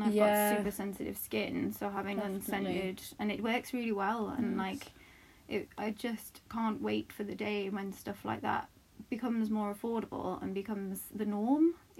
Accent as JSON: {"language": "English", "region": "Northeast", "country": "United States", "said": "I'm from the northeast, which you probably also can't tell from my accent."}